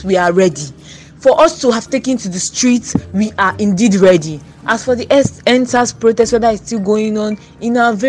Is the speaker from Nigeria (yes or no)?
yes; Nigeria; I would say, dear Nigerian youths, I will use we because I am a Nigerian youth.